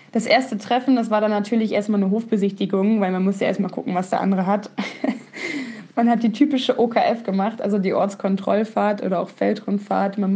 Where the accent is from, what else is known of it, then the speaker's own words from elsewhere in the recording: near Soltau, Heidekreis, Lower Saxony, Germany; ich bin 23 Jahre alt und ich komme aus Niedersachsen und zwar aus der Nähe von Soltau im Heidekreis.